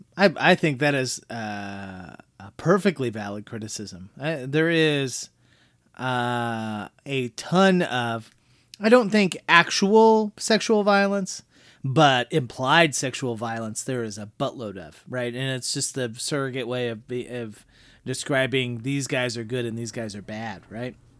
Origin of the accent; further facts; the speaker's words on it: Midwest, United States; we come from the Midwest and we deal enough with smaller towns